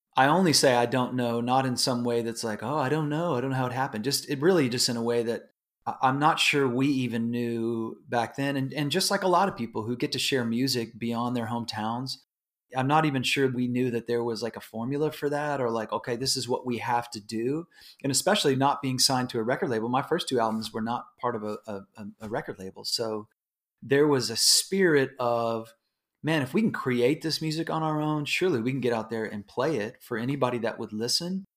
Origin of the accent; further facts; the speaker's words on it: Houston, Texas, United States; I grew up in Houston, Houston, Texas